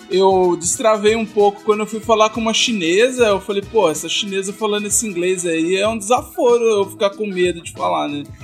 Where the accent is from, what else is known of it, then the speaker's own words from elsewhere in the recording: Brazil; Com, com o inglês do chinês, eu já sendo brasileiro